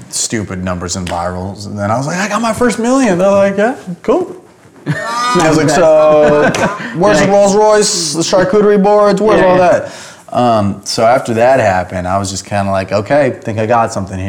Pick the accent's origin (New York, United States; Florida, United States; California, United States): California, United States; Camarillo; born or raised there; moved away as an adult; also born or lived in Los Angeles